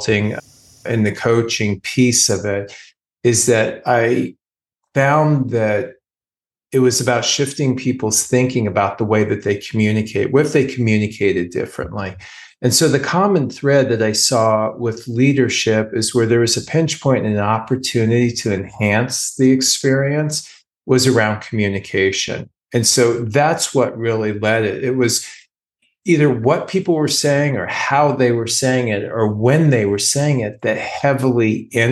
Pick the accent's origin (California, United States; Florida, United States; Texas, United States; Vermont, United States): California, United States; now in Philadelphia area, United States; I'm from California